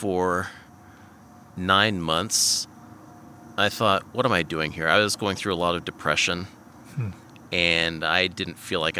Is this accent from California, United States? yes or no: no; Everett, Washington, United States; also born or lived in Virginia Beach, Virginia / Poulsbo, Washington; I'm originally from the Seattle area